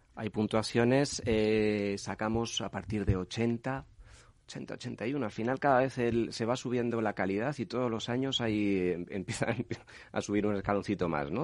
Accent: Castilla-La Mancha, Spain; como manchego que soy

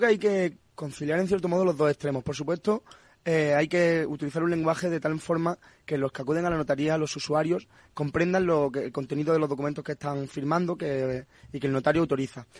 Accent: Punta Umbría, Andalusia, Spain; moved away as an adult; now in Madrid, Spain; yo soy de Puntombría, de Huelva

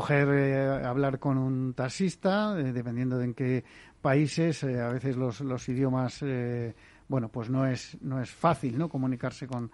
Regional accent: Basque Country, Spain; yo soy vasco, pero no hablo euskera

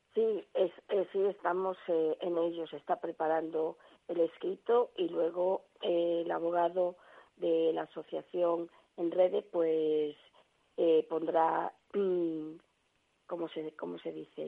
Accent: Galicia, Spain; aquí en mi pueblo

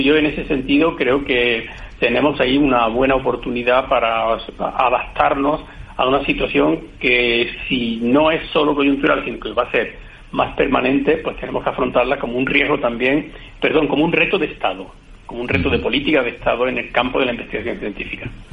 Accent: Puente Genil, Andalusia, Spain; soy de Puente Genil, de la zona de la campiña de, Córdoba

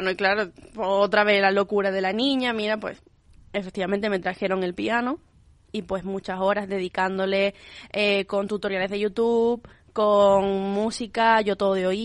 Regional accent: Alhaurín de la Torre, Andalusia, Spain; A Alaurín de la Torre.

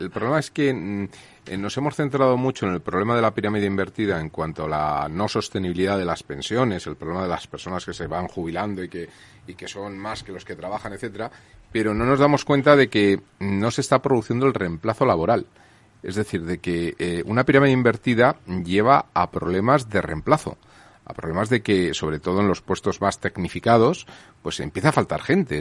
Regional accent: Cebreros, Castile and León, Spain; sitios donde pasé mi infancia, uno que hay en Cebreros, en Ávila

